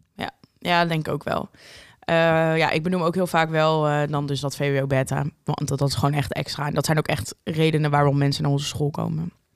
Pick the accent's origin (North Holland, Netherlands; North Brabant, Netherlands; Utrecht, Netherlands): Utrecht, Netherlands; Amersfoort; wij komen uit Amersfoort